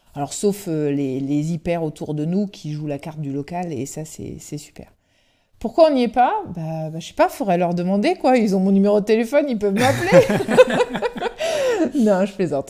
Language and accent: French; Brittany, France; on est breton